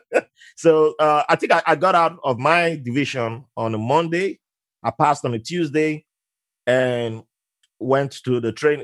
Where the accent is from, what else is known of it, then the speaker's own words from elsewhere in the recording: Nigeria; moved away; I was uh, born in Nigeria with, and I grew up around Muslims